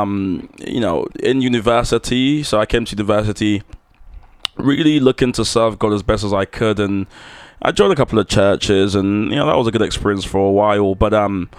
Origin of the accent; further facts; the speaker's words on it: London, United Kingdom; I'm from London